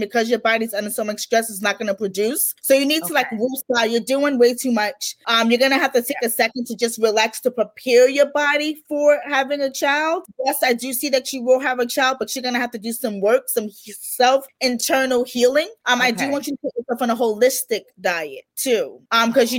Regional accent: New York, United States; I'm from New York

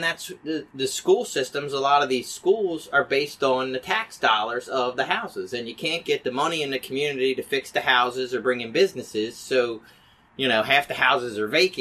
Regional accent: Hamden, United States; We grew up in Hamden, which is a predominantly white neighborhood.

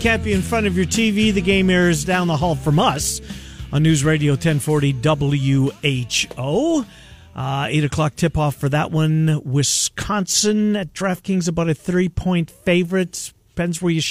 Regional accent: Canada; moved away; I'm a Canadian citizen.

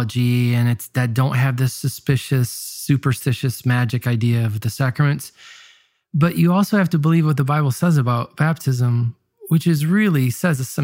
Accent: Tecumseh, Michigan, United States; I am from Tecumseh, Michigan, which is this little rural town outside of Ann Arbor.

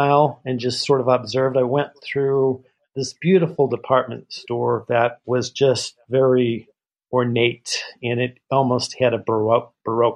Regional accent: Midwest, United States; moved away; the political propaganda that I was raised with, I'm from the Midwest originally

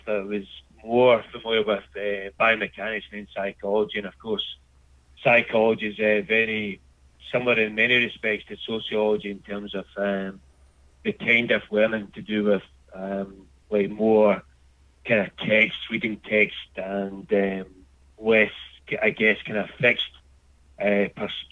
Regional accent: Scotland, United Kingdom; moved away as an adult; now in Australia; growing up in Scotland in the 70s and 80s

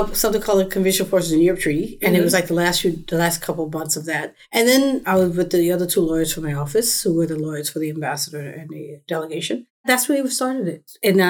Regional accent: New York City, New York, United States; moved away; also born or lived in Washington, D.C.; growing up in the South Bronx

